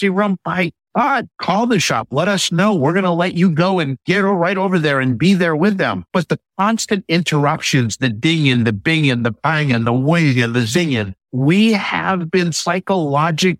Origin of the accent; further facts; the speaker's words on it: Northeast, United States; I'm from the Northeast